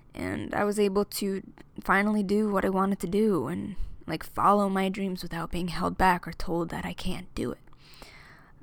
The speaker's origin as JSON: {"language": "English", "town": "Amityville", "region": "New York", "country": "United States", "tie": "born or raised there", "moved": "as an adult", "lives_now": "Philadelphia, United States", "said": "I'm from Amityville, New York, born and raised"}